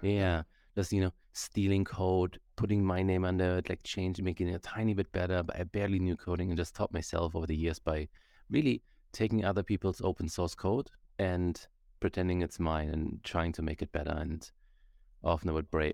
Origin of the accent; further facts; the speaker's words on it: Germany; now in Canada; I grew up in Germany